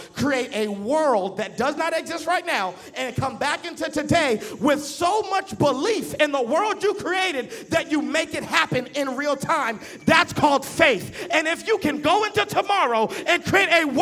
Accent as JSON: {"language": "English", "town": "Boston", "region": "Massachusetts", "country": "United States", "tie": "born or raised there", "moved": "yes", "lives_now": "Dallas, United States", "said": "I grew up in Boston, Massachusetts"}